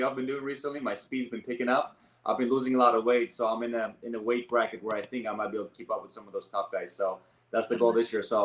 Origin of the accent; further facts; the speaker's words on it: Armenia; also born or lived in Los Angeles, United States / Oregon, United States; now in Seattle, United States; I'm actually born and raised in Armenia.